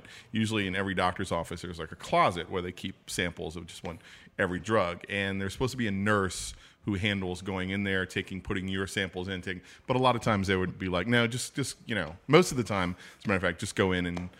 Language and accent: English; Chauvin, Louisiana, United States; Yeah, well, I'm not from New Orleans. I'm from a little small town south of Houma.